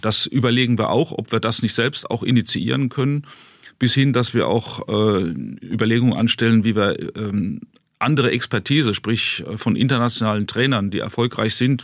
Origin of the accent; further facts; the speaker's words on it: Ludwigshafen, Rhineland-Palatinate, Germany; ich bin als gebürtiger Kurpfälzer